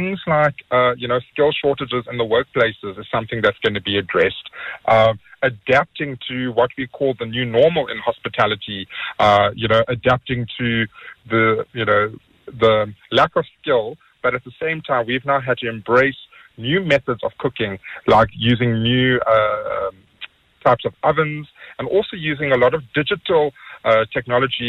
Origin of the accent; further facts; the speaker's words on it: South Africa; as South African chefs